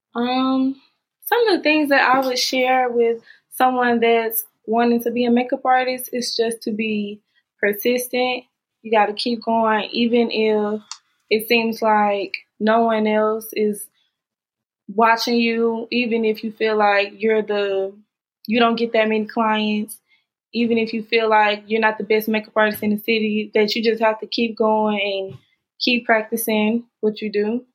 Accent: Jackson, Mississippi, United States; I'm from Jackson, Mississippi.

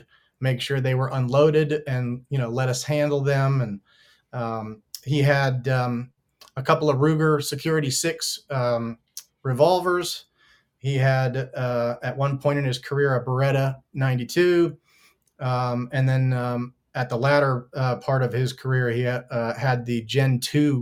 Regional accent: Maryland, United States; moved away as an adult; also born or lived in Baltimore, Maryland / Chicago, Illinois; now in North Carolina, United States; I grew up in Maryland.

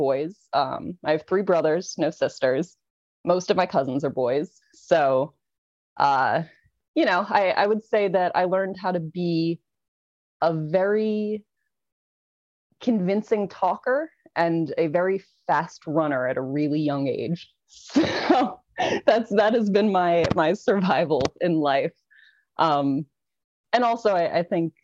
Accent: New Jersey, United States; I was born and raised in New Jersey.

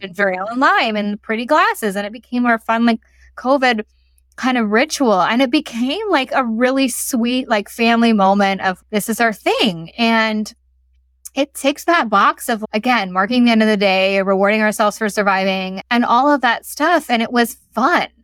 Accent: United States; moved away; I'm American living in a city where they don't talk at this decibel

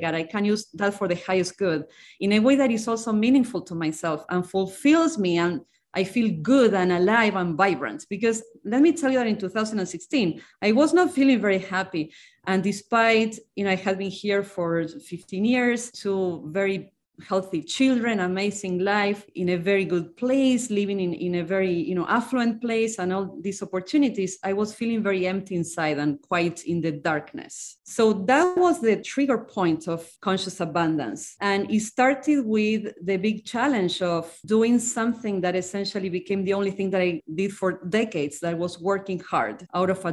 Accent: Argentina; moved away as an adult; now in United States; I'm from Argentina, came to the US 20 years ago. I'm from a very small town in Argentina

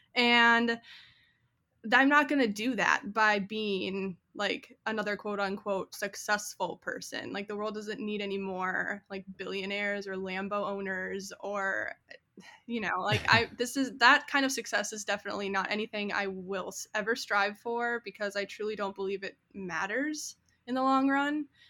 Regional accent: 40 minutes north of the Twin Cities, Minnesota, United States; moved away as an adult; also born or lived in South Dakota; now in Austin, United States; I grew up in the Midwest and I grew up about 40 minutes north of the Twin Cities, Minnesota

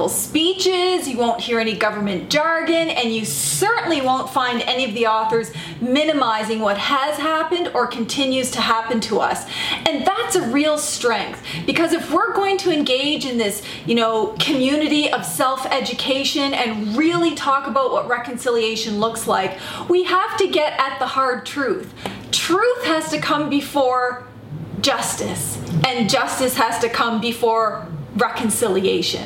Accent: Canada; I'm from the Mi'kmaq Nation.

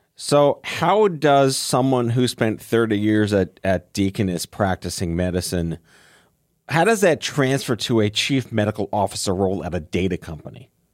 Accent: New York City, New York, United States; growing up on Staten Island

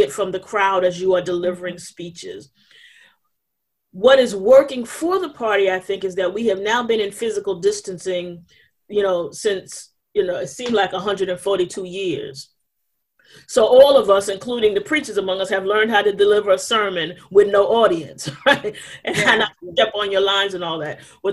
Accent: New York City, New York, United States; I'm from New York. We got the Statue of Liberty

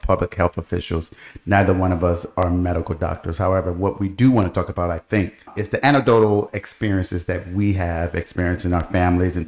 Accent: Detroit, Michigan, United States; now in Virginia, United States; growing up in Detroit

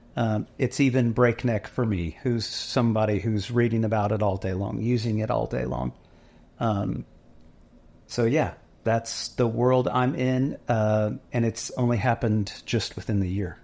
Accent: Dallas, Texas, United States; now in Waco, United States; we're from Dallas

